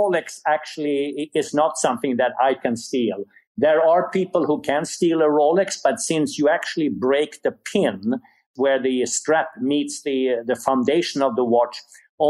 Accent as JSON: {"language": "English", "country": "Sweden", "tie": "born or raised there", "second_language": "English", "moved": "yes", "said": "You hear an accent, and the reason for that is I was born in Sweden."}